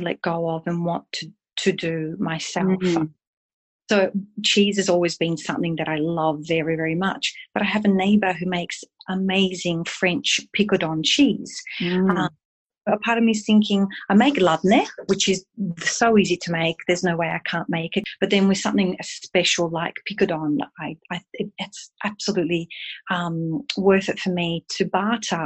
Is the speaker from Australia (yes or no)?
yes; Ballarat, Victoria, Australia; also born or lived in Italy; I grew up in Ballarat